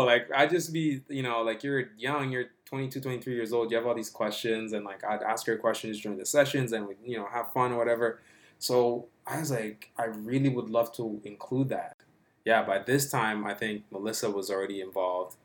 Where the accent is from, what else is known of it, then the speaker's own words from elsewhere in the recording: Toronto, Ontario, Canada; I grew up like in Regent Park, just down the street, like not too far from here